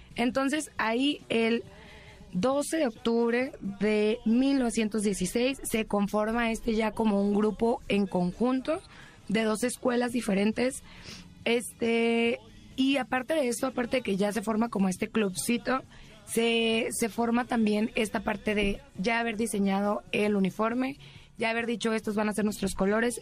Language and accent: Spanish; Mexicali, Baja California, Mexico; also born or lived in Sonora; now in Mexico City, Mexico; en Mexicali, allá donde yo soy, y en Sonora, donde yo nací